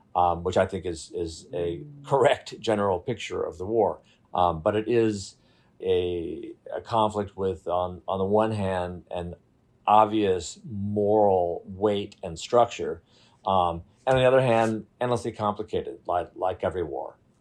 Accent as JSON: {"language": "English", "country": "United States", "said": "being an American and being white"}